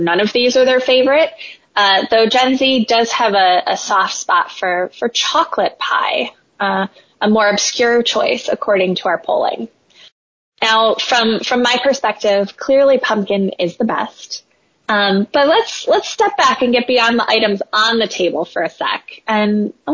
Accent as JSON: {"language": "English", "region": "Midwest", "country": "United States", "moved": "yes", "said": "As a Midwesterner, former Midwesterner"}